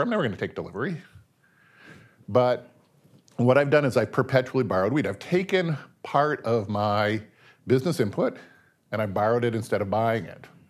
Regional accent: Seattle, Washington, United States; I was born in the nineteen fifties. I was raised in Seattle.

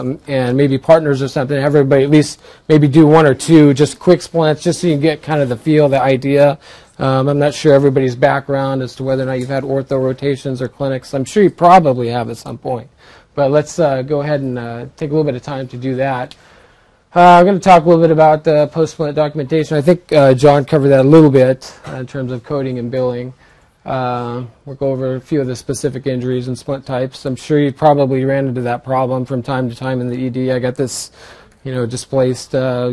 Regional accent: Central Valley, California, United States; I grew up in the Central Valley area

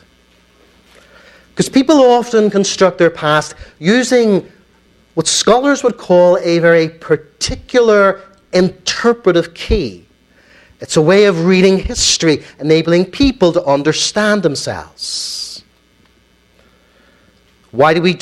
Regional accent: Ulster, Northern Ireland, United Kingdom; my community, okay? The Ulster Protestant Unionist British Loyalist community

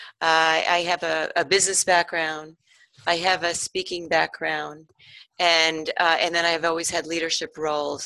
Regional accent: New York, United States; moved away as an adult; I grew up on the East Coast in New York

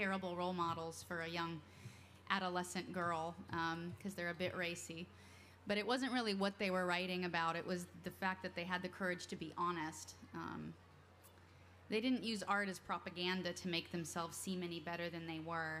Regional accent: Alaska, United States; moved away; I grew up in Alaska

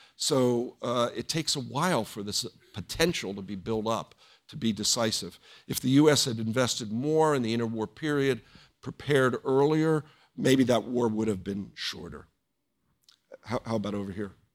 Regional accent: United States; as the American people

